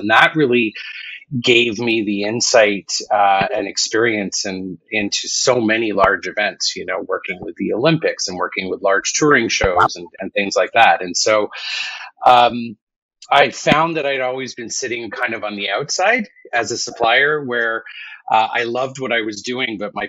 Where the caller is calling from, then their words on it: Vancouver, British Columbia, Canada; Calling in from Vancouver, British Columbia.